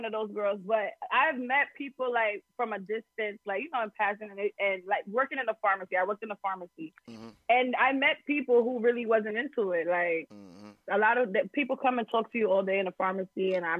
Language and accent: English; New York, United States; But I'm from New York